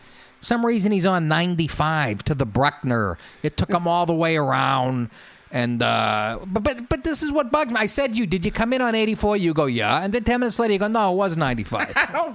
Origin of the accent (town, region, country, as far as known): Massachusetts, United States; born or raised there; moved away; also born or lived in Astoria, New York